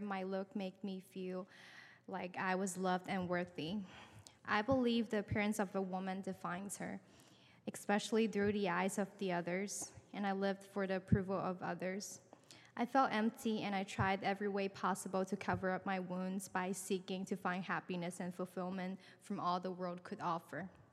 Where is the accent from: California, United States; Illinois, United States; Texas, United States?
California, United States; San Francisco; I grew up in San Francisco